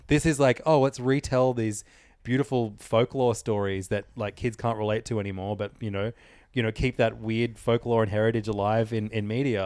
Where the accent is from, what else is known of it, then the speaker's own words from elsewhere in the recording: Ireland; moved away; my home country